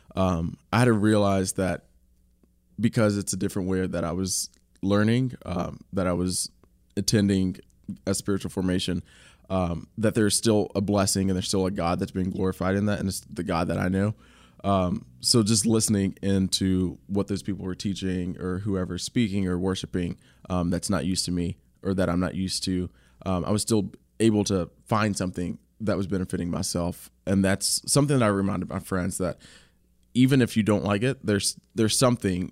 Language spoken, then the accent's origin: English; Kentucky, United States; I'm from Kentucky